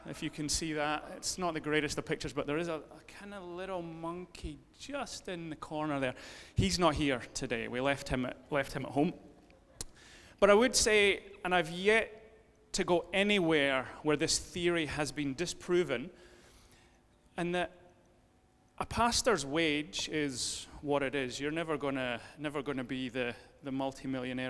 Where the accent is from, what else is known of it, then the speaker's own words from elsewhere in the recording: Dunblane, Scotland, United Kingdom; moved away as an adult; also born or lived in London; I grew up in Dunblane.